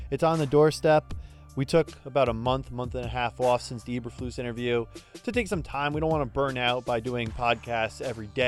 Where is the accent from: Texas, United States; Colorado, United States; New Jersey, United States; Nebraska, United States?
New Jersey, United States; Hey, Luke, I'm from Jersey too. I'm a Colts fan.